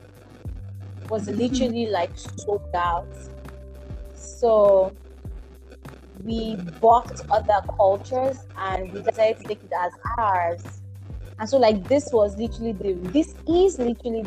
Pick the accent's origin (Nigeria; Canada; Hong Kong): Nigeria; here in Nigeria or here in Africa